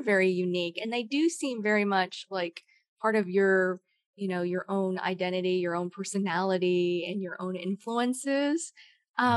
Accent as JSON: {"language": "English", "region": "Idaho", "country": "United States", "tie": "born or raised there", "moved": "as an adult", "lives_now": "Georgia, United States", "said": "I grew up in Idaho of all places."}